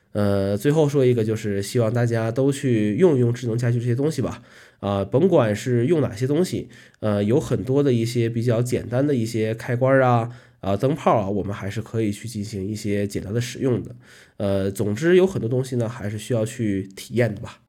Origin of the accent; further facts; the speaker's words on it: Northeast China, China; moved away as an adult; now in Kunming, China; 从小生活在这个东北地区